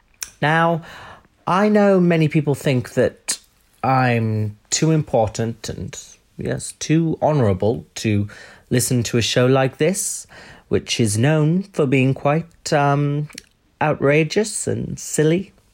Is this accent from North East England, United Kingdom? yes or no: yes; North East England, United Kingdom; accent: Geordie; That is just my accent.